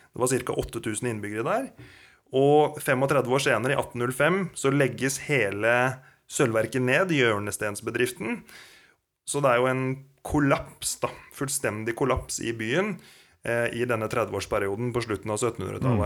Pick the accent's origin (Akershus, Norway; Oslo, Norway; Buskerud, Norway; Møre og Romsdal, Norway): Buskerud, Norway; Kongsberg; Jeg er jo opprinnelig fra Kongsberg